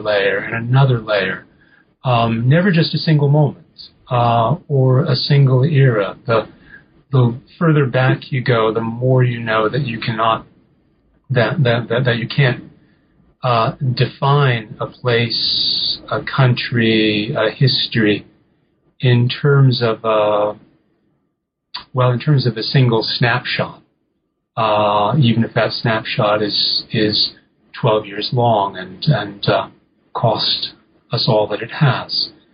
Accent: New England, United States; I'm an American. I'm a fairly provincial American. I didn't grow up traveling very much. Um, I grew up in New England

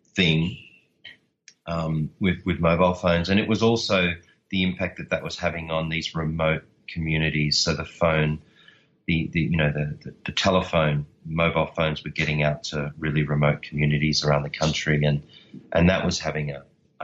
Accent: Australia; I'm Australian

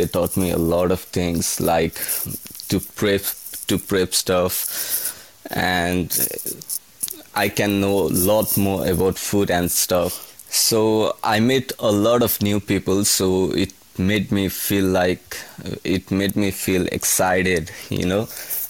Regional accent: Nepal; So I'm from Nepal, the beautiful country in the whole world, I would say. So I'm from Nepal, and basically I'm from a middle class family back in Nepal.

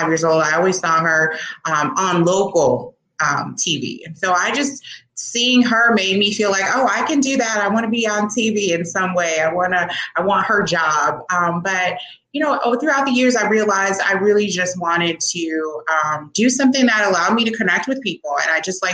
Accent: Chicago, Illinois, United States; I'm born and raised in the Chicagoland area, south suburbs. But I was born on the, you know, west side of Chicago

